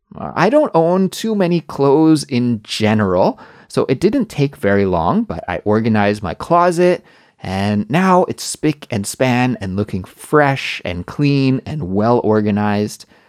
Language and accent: English; Canada; moved away as an adult; also born or lived in Korea; now in South Korea; In my home country of Canada